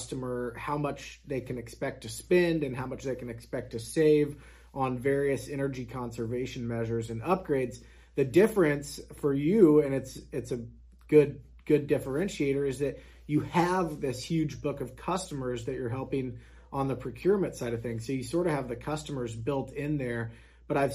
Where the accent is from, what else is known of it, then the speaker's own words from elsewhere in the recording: Kansas, United States; born and raised in Kansas here